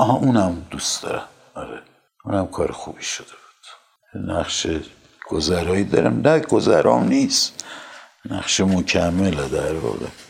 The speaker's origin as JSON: {"language": "Persian", "country": "Iran", "said": "منم به عنوان یک ایرانی"}